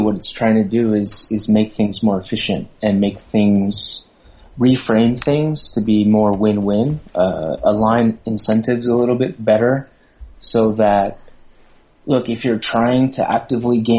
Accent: Southern California, United States; moved away as an adult; now in Thailand; Growing up in Southern California, there was it was very diverse

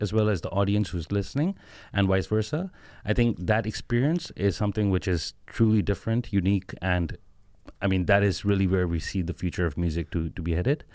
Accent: Pakistan; originally we are all from Pakistan

